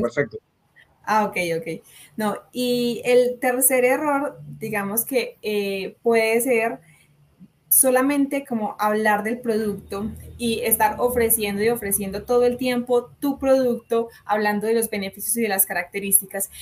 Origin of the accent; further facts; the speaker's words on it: Colombia; yo soy de Colombia